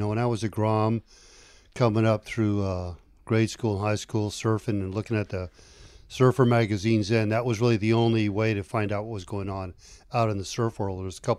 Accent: Southern California, United States; We're both from Southern California

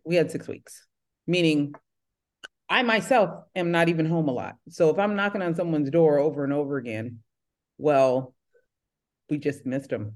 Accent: San Jose, California, United States; now in Redondo Beach, United States; I'm born and raised in San Jose, California, and now that's the Silicon Valley.

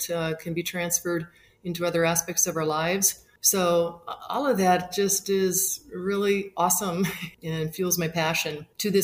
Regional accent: Spokane, Washington, United States; moved away; I grew up in Spokane, Washington, and had the good fortune to grow up in a skiing family

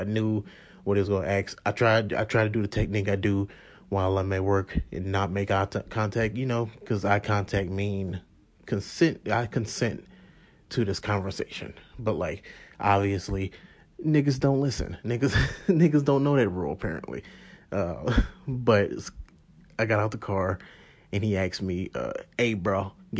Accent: St. Louis, Missouri, United States; because how I grew up, I grew up in St. Louis.

